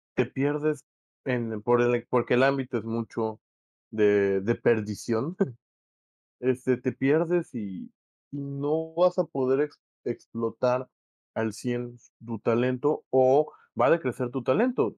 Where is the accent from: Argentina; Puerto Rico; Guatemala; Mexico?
Mexico; nos sintamos más cómodos como mexicanos